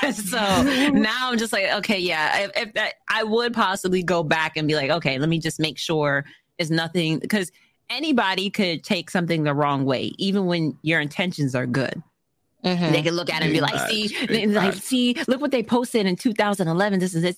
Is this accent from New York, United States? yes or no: yes; New York, United States; from New York, and I haven't heard that. Like, what?